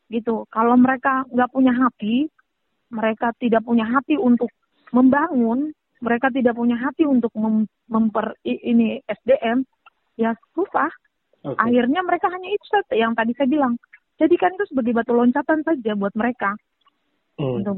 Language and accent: Indonesian; Papua, Indonesia; saya kan orang tua, saya orang asli Papua nih.